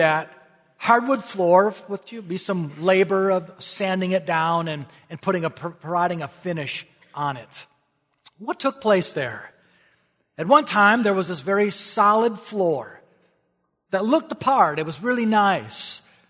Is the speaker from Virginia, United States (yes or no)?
no; Wisconsin, United States; also born or lived in Minnesota; I grew up in Wisconsin and Minnesota. Our families moved frequently. And because my mom had horses, well, that meant we would never live in the city. We were always searching for a nice country home, often like an old farmhouse that needed to be updated.